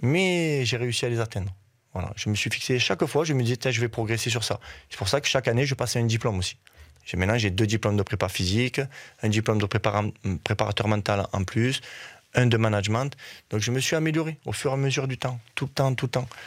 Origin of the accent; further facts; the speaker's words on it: Uzès, Occitania, France; moved away as an adult; also born or lived in Nîmes; now in Virton, Belgium; ma, ville où j'habitais quand j'étais jeune à Uzès